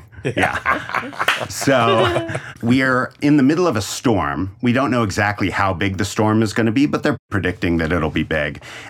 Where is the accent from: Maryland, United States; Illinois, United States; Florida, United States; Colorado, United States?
Colorado, United States; Denver; now in Scottsdale, United States; Denver, Colorado.